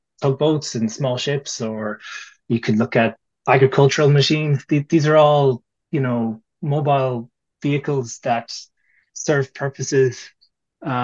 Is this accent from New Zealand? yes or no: no; Ireland; we're Irish